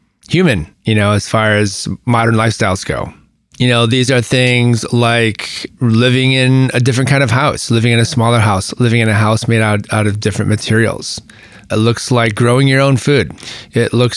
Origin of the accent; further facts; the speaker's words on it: United States; what defines us, you know, particularly in this country as American